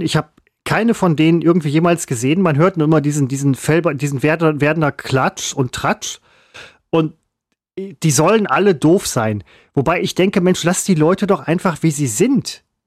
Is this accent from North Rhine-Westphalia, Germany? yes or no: yes; Essen, North Rhine-Westphalia, Germany; der Stadtteil, wo ich herkomme